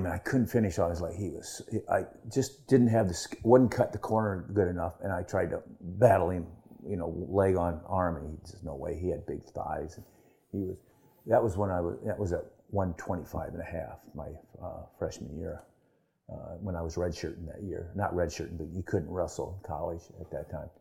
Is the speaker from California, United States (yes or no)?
no; Waterloo, Iowa, United States; also born or lived in Ames, Iowa; Waterloo, Iowa, my hometown